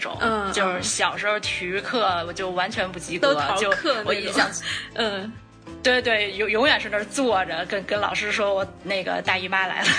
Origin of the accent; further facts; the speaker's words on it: Beijing, China; moved away; 我我是北京人，从小在北京